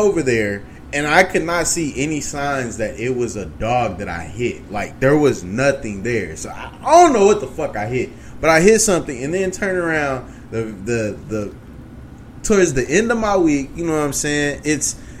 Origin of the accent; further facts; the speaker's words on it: Oklahoma, United States; my home state